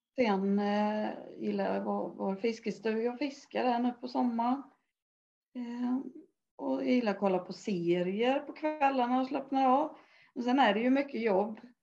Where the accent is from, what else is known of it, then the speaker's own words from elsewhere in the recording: Älvsered, Sweden; jag kommer ifrån Älvsred, uppvuxen där